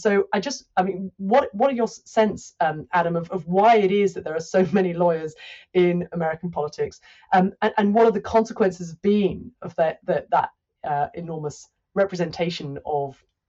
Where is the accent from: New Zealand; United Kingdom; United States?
United Kingdom; one of the things that I find fascinating as a Brit looking in from the outside here